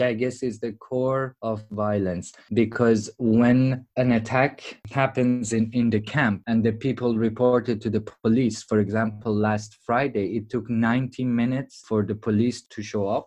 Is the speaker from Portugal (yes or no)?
no; Iran; moved away; I'm also from Iran